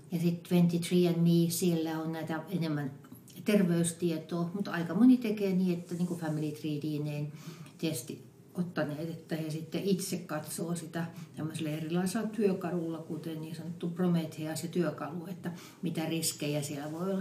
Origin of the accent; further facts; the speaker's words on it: Western Finland, Finland; mä olen länsisuomalainen